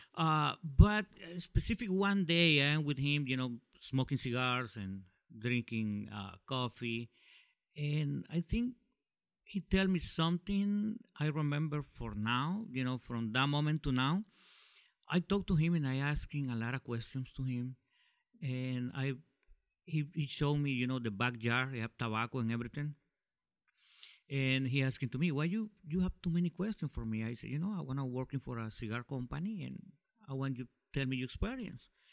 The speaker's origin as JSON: {"language": "English", "town": "Tegucigalpa", "region": "Francisco Morazán", "country": "Honduras", "said": "I'm from Honduras"}